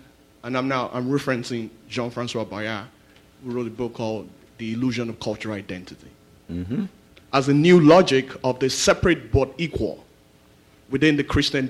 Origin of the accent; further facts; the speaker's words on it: Nigeria; I'm from Nigeria.